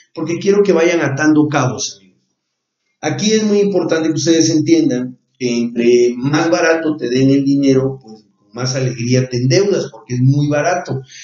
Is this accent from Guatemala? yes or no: no; Mexico; nosotros como mexicanos